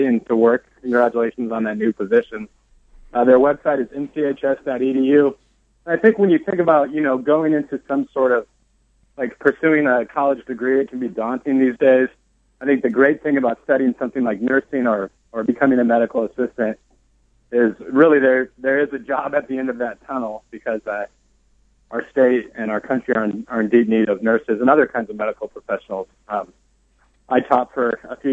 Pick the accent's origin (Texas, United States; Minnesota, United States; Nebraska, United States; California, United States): Nebraska, United States; Omaha; moved away as an adult; also born or lived in Iowa; now in Pittsburgh, United States; I grew up in Nebraska.